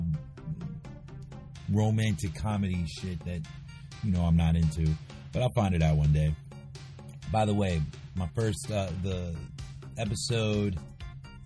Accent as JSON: {"language": "English", "town": "New York City", "region": "New York", "country": "United States", "tie": "born or raised there", "said": "I went to school in Queens, and I was raised in Queens"}